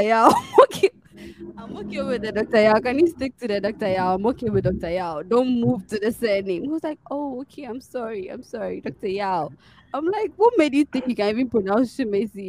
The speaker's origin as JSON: {"language": "English", "country": "Ghana", "moved": "yes", "said": "I'm from Ghana."}